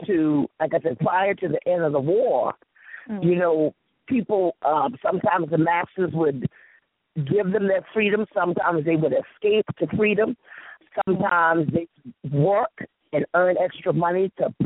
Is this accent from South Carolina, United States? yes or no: yes; Lady's Island, South Carolina, United States; accent: Geechee; I grew up on Lady Island